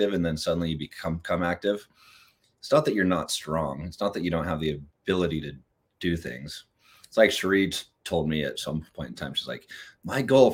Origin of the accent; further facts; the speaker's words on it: California, United States; I'm from California